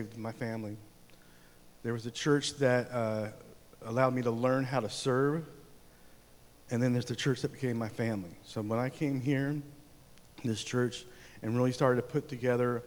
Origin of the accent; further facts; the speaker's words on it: Oregon, United States; also born or lived in California / Germany; now in Fairdale, United States; I grew up in Oregon, small little church there